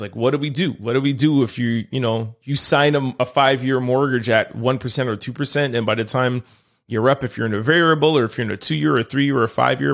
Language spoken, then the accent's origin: English; Montreal, Quebec, Canada; I'm from Montreal